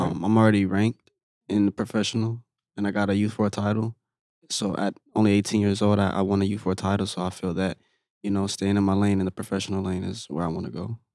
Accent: Orlando, Florida, United States; here in my hometown, actually, in Orlando

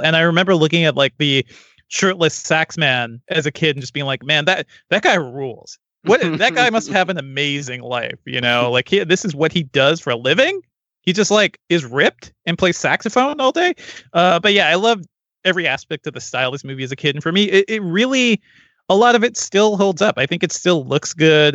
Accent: Connecticut, United States; as an East Coast kid growing up in Connecticut

